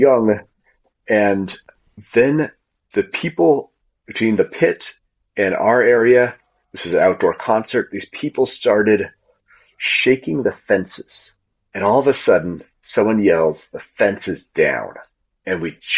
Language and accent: English; Spokane, Washington, United States; when I was growing up in Spokane